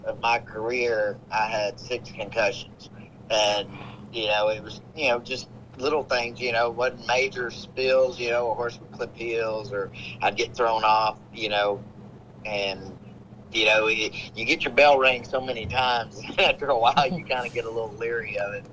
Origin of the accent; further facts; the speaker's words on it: Hot Springs, Arkansas, United States; my hometown, Hot Springs, Arkansas, at Oakland Park